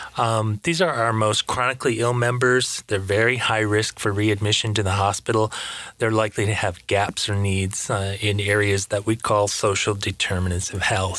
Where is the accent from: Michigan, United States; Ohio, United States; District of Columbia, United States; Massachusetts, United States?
Michigan, United States; now in West Palm Beach, United States; I'm from Michigan. I live in Florida now